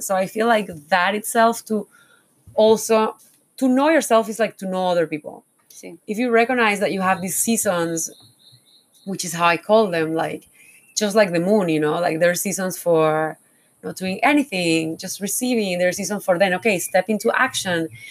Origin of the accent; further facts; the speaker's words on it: Panama; I was born in Panama, I was like, oh, why I was born here